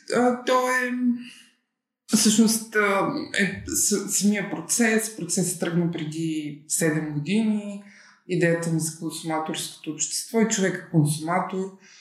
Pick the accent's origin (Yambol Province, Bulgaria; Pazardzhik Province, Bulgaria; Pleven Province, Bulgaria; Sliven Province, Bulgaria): Pleven Province, Bulgaria; Pleven; now in Plovdiv, Bulgaria; родом съм от Плевен, живея в Пловдив от 14 години